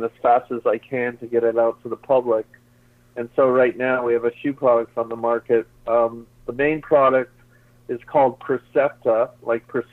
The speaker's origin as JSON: {"language": "English", "town": "Toronto", "region": "Ontario", "country": "Canada", "tie": "born or raised there", "also_born_or_lived": "Bowling Green / Kingston, Ontario / Seattle", "moved": "yes", "said": "I was born in Toronto, so I have a lot of family there, originally Canadian"}